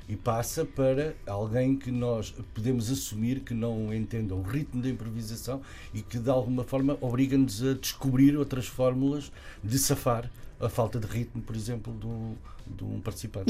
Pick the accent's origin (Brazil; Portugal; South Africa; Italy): Portugal; lá da minha aldeia também